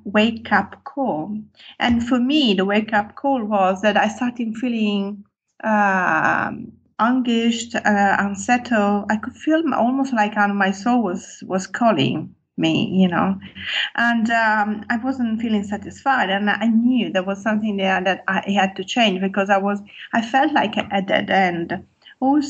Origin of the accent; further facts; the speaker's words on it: Turin, Piedmont, Italy; first language Italian; English is a second language; moved away as an adult; also born or lived in London; I was born in Italy and in Turin, which is a city in the northwest of Italy